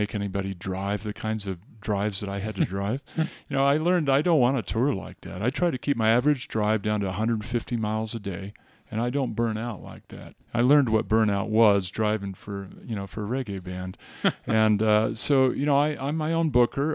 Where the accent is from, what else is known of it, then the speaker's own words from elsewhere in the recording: California, United States; I grew up in California